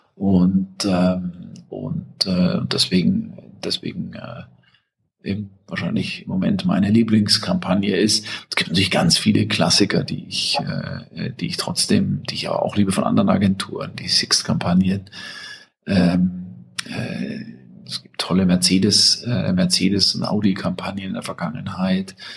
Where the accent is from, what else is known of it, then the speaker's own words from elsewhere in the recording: Germany; als Deutscher